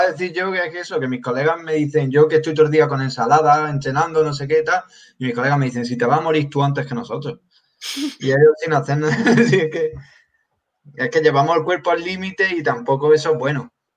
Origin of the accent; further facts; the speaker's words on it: Granada, Andalusia, Spain; soy de Granada